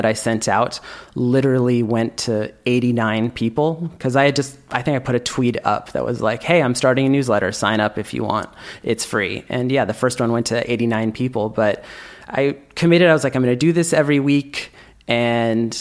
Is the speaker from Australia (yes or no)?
no; Bay Area, California, United States; moved away as an adult; now in Barcelona, Spain; I was born and raised in the Bay Area